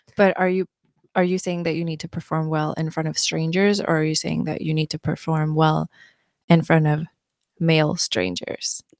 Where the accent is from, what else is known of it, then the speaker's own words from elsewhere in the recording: Mariefred, Södermanland, Sweden; English is a second language; moved away as an adult; also born or lived in Bloomington, Indiana / Tennessee; now in United States; I'm from a small town called Maria Fried in Sweden. Um, I grew up in Sweden and I moved to the U S when I was nineteen.